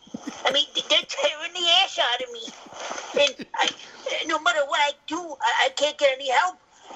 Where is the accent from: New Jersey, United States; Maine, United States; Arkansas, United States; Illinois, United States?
New Jersey, United States; I can't find Dr. Lipschitz in the phone book, and I'm from New Jersey.